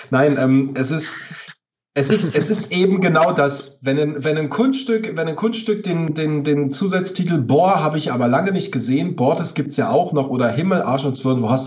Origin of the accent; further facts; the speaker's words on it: Potsdam, Brandenburg, Germany; meine Heimat, alles was mit, mit, mit Heimat und, und Kindheitserinnerungen und Flashbacks und Zurückblicken äh, hat, inspiriert mich. Spaziergänge durch Potsdam, ähm, alte Bücher lesen, alte Filme gucken. Kommt, kommt, kommt man, wenn man in Brandenburg aufwächst, automatisch auf